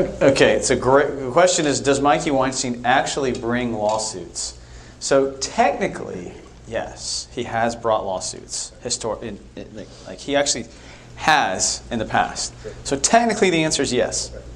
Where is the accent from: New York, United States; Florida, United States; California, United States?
California, United States; Bay Area; moved away; also born or lived in Europe; I grew up in the Bay Area in California.